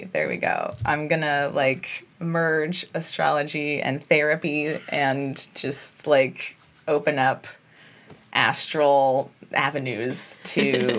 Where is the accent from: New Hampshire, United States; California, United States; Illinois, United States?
California, United States; Los Angeles; also born or lived in Long Beach; I'm in Long Beach. I'm from Los Angeles, and I've returned home.